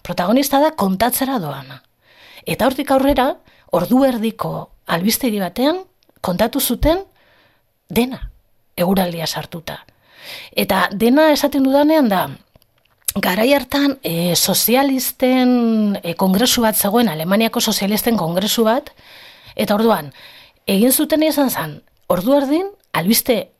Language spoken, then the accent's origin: Basque; Bilbao, Basque Country, Spain; ni bizi naiz, hasi naiz eta jaio nintzen eremu erdaldun batean. E, deustu barra naiz